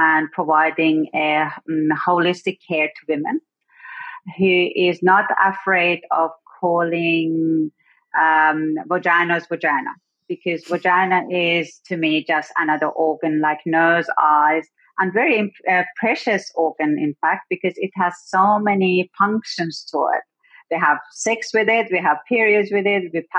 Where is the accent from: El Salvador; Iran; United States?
Iran; now in South Australia, Australia; I was born in Iran. Some people might know it as Persia.